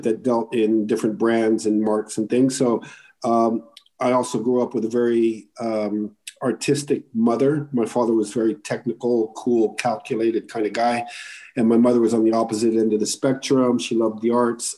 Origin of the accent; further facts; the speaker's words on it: Morocco; I grew up in Morocco